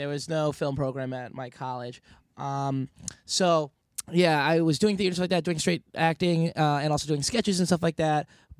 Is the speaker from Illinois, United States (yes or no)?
no; Yonkers, New York, United States; moved away as an adult; also born or lived in Bronx, New York; now in Chicago, United States; But I'm born and raised in and around New York. I was born in the Bronx and raised in Yonkers. 914, 718, you know what it is.